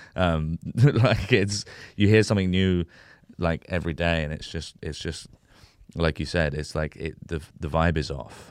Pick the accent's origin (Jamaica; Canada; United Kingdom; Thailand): United Kingdom; a white British guy who, who was born and raised in Britain